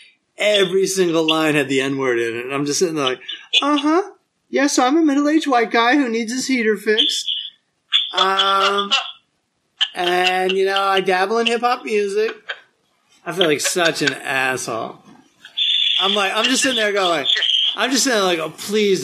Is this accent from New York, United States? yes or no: no; Maryland, United States; I was from Maryland